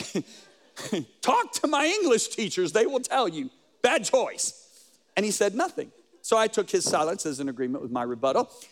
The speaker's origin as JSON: {"language": "English", "region": "Colorado", "country": "United States", "said": "I'm from Colorado"}